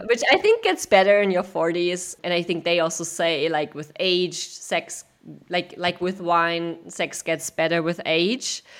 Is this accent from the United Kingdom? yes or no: no; Germany; I grew up in Germany